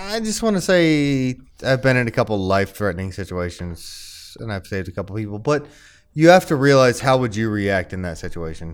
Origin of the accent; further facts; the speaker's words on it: McMinnville, Tennessee, United States; moved away; also born or lived in Maryland; I was born in Maryland and I grew up in Tennessee